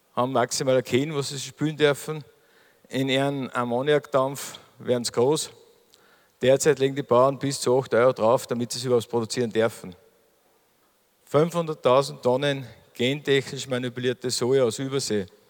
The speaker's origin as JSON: {"language": "German", "area": "Mühlviertel", "region": "Upper Austria", "country": "Austria", "said": "bei uns im Mühlviertel"}